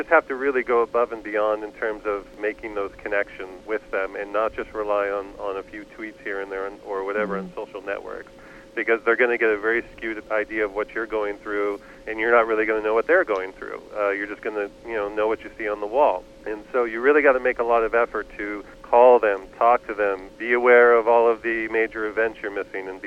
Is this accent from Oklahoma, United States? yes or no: no; Vermont, United States; moved away as an adult; also born or lived in Turkey; I grew up in Vermont